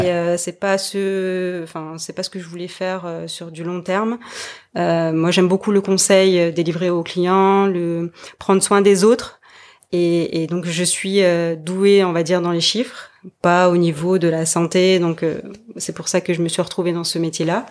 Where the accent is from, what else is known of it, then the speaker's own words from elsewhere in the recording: French Polynesia; now in Montpellier, France; je suis originaire de Tahiti